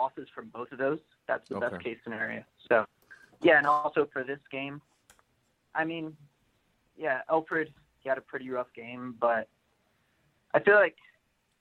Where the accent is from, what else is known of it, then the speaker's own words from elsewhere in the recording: Miami, Florida, United States; I'm from Miami